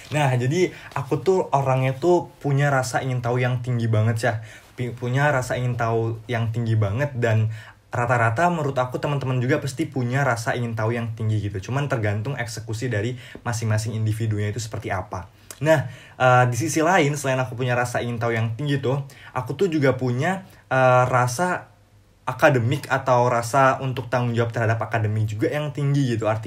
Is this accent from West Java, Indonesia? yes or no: no; Lampung, Indonesia; now in Bogor, Indonesia; aku berasal dari daerah Lampung, Lampung dan saat ini lagi stay di Bogor.